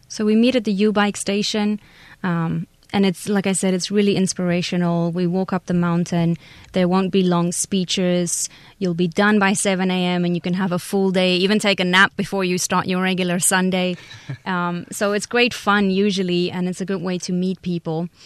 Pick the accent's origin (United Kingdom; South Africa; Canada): South Africa; moved away as an adult; now in Taiwan; I'm from South Africa